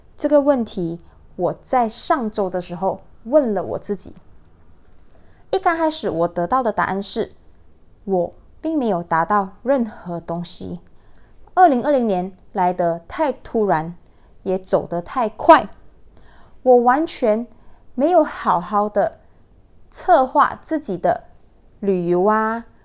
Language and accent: Chinese; Malaysia; 他本身呢是我家乡的人，就是双溪大连人